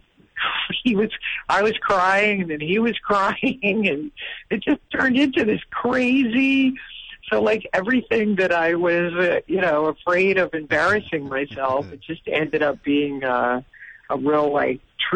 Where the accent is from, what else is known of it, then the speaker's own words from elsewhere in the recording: Massachusetts, United States; I'm from Massachusetts